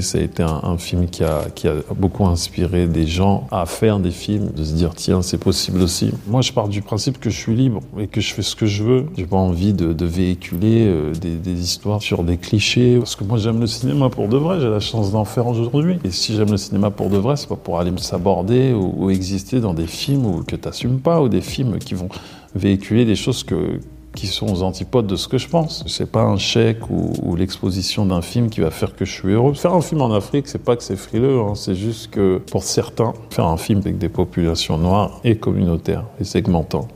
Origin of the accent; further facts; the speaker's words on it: Maisons-Alfort, Île-de-France, France; also born or lived in Cameroon (parents' origin); Je viens de Maison Alfort.